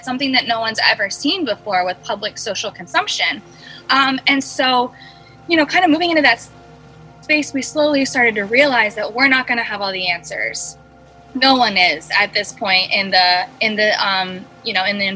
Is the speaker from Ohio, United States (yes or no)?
yes; Ohio, United States; moved away as an adult; now in Los Angeles, United States; I'm originally from Ohio. I actually moved to LA about 6 years ago